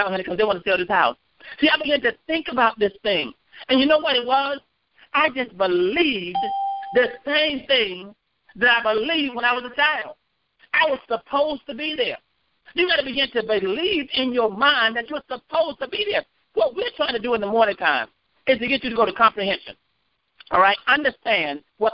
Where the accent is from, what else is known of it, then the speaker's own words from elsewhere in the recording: North Carolina, United States; I'm from North Carolina.